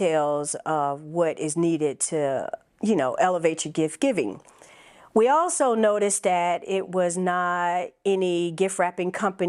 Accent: Phoenix, Arizona, United States; now in South Fulton, United States; I'm originally from Phoenix, Arizona, Army brat. My family relocated to Fayetteville, Georgia.

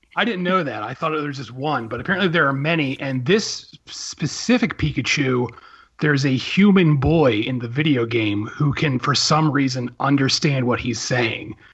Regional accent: Philadelphia, Pennsylvania, United States; born or raised there

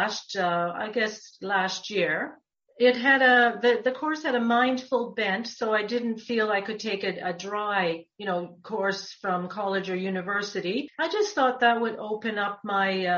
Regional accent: Toronto, Ontario, Canada; also born or lived in Muskoka; I grew up in the West End of Toronto

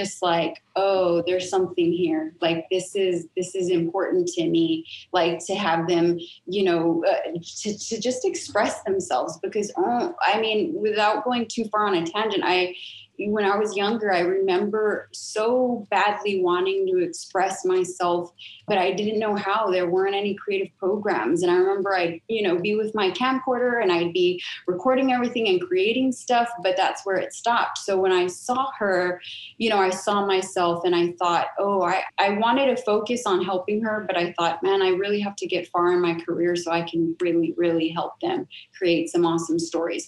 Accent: San Antonio, Texas, United States; my hometown, San Antonio

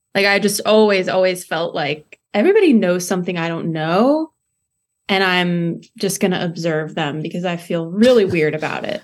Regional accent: between Monticello and Champaign, Illinois, United States; I grew up right in between Monticello and Champaign.

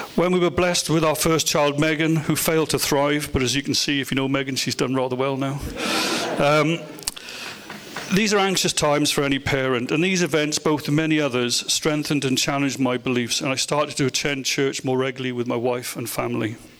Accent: Welsh, Wales, United Kingdom; in my case, baptized, being Welsh

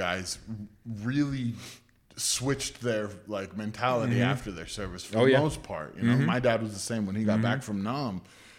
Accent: Northern California, United States; also born or lived in Texas; now in Idaho, United States; I was raised by hippies in Northern California.

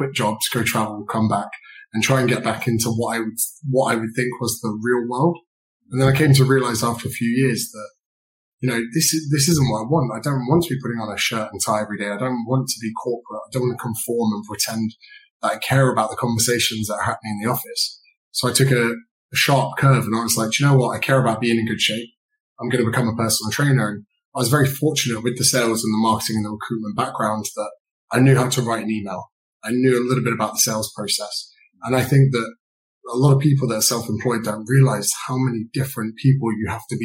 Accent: Berkshire, South East England, United Kingdom; I grew up in a county in the UK called Berkshire

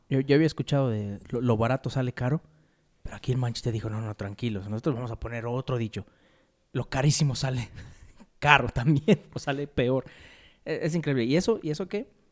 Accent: Mexico; Somos mexicanos

